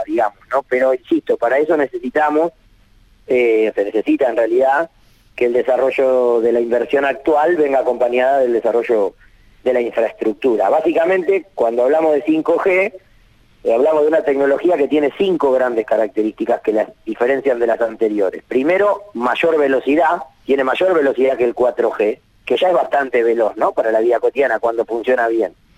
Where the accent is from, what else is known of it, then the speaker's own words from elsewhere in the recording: Tres Lomas, Buenos Aires Province, Argentina; Mi pueblo, Tres Lomas, tiene 10.000 habitantes